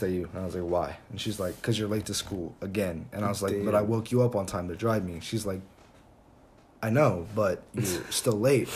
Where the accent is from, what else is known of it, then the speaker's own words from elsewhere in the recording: near Seattle, Washington, United States; moved away; I'm from Seattle